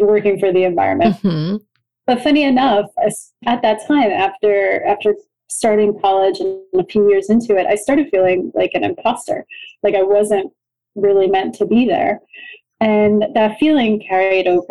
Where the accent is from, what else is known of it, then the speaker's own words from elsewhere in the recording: New York, United States; moved away as an adult; now in Rome, Italy; I'm born and raised in New York, not too far from New York City